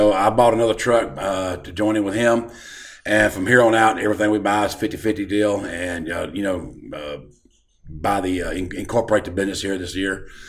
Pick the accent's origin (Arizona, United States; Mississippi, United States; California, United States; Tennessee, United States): Mississippi, United States; now in Arkansas, United States; I'm actually from Mississippi, but I'm going back to Arkansas. That's where I live at these days.